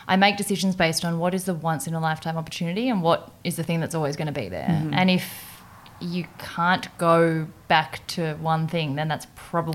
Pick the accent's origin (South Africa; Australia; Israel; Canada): Australia; Perth, Western Australia; I'm from Perth.